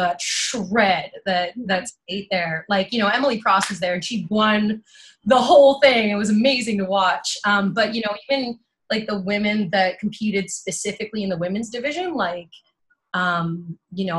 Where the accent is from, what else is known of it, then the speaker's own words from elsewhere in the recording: Thunder Bay, Ontario, Canada; moved away as an adult; now in Toronto, Canada; I'm from Thunder Bay, Ontario. I moved down here to Toronto in 2015.